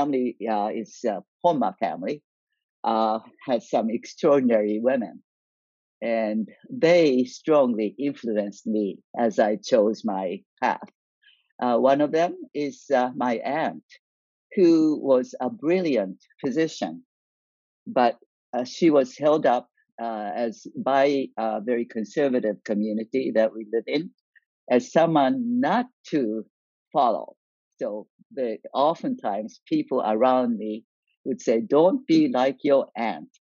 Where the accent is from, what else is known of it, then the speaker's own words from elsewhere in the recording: Niigata, Japan; moved away as an adult; now in United States; I grew up in Japan